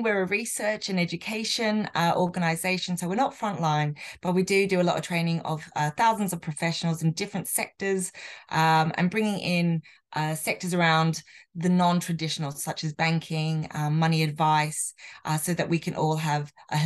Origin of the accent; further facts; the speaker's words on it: Australia; now in United Kingdom; as an Australian citizen